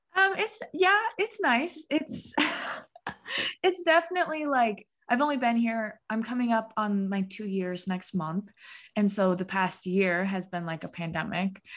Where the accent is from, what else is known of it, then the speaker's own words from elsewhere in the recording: Rapid City, South Dakota, United States; moved away as an adult; also born or lived in Sioux Falls, South Dakota / Vermillion, South Dakota; now in Lincoln, United States; I'm from Rapid City, South Dakota, which is like the Mount Rushmore, Black Hills area